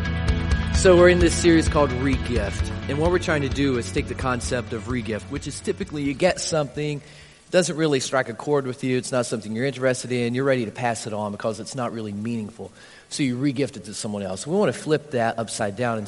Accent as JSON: {"language": "English", "town": "Harlan", "country": "United States", "tie": "born or raised there", "said": "anybody from my hometown here? Anybody from Harlan"}